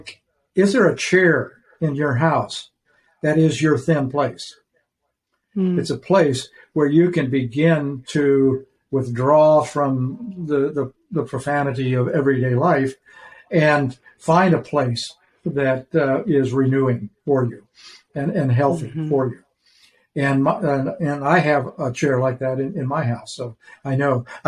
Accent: Idaho, United States; I grew up in Idaho.

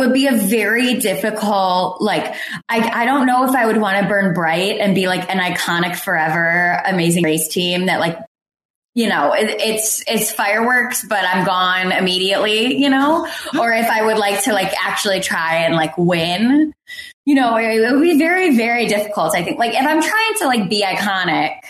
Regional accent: Detroit, Michigan, United States; I'm from Detroit. I'm from Metro Detroit

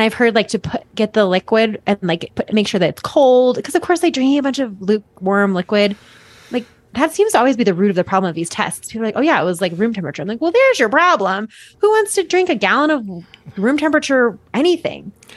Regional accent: Boulder, Colorado, United States; I'm from Boulder

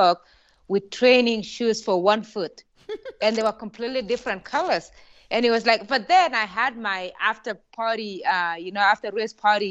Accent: Kenya; moved away; Growing up in Kenya

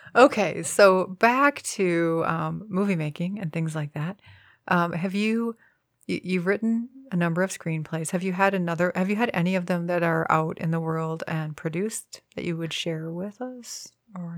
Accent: Midwest, United States; as a Midwesterner, we're very far removed from all movie making

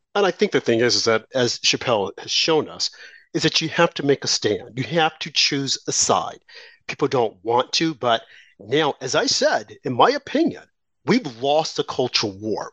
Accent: New York, United States; I'm a New Yorker

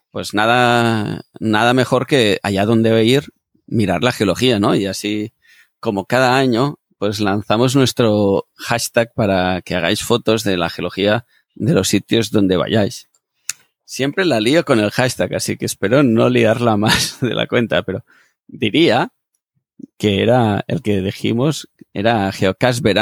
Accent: Catalonia, Spain; yo que soy catalán

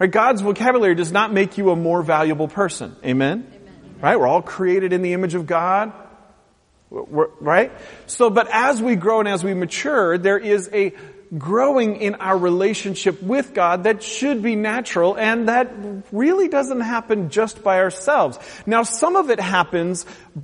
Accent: United States; in our American culture

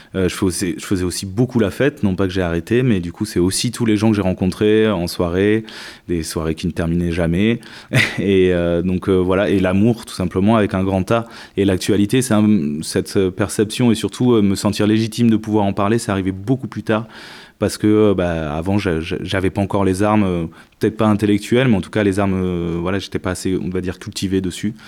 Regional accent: Médoc, Bordeaux region, Nouvelle-Aquitaine, France; also born or lived in Montpellier / Entre-deux-Mers; je suis de la région bordelaise, ouais, effectivement. Euh, j'ai grandi plutôt dans le Médoc

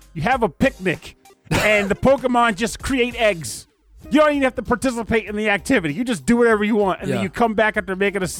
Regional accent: United Kingdom; And I'm British.

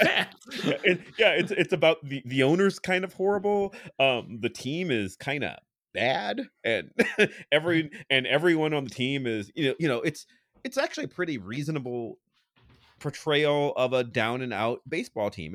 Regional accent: Cleveland, Ohio, United States; I'm from Cleveland.

